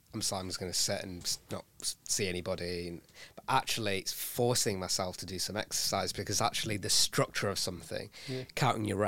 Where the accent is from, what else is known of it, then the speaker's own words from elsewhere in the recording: United Kingdom; I was born here and I'm British South Asian and I'm proud of it.